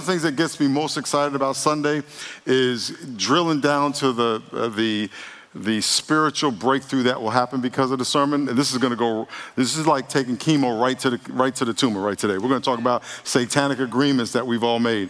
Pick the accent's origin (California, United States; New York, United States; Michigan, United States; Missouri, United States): New York, United States; When I was growing up in New York